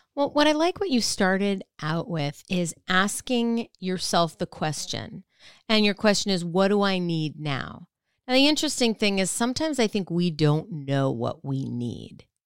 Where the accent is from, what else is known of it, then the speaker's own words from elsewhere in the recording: Minnesota, United States; I used to ice skate a lot, you know, growing up in Minnesota